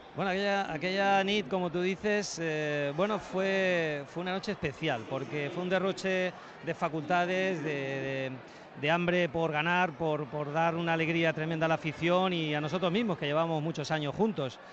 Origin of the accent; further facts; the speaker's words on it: Puertollano, Castilla-La Mancha, Spain; moved away; mi pueblo, en el Puerto Llano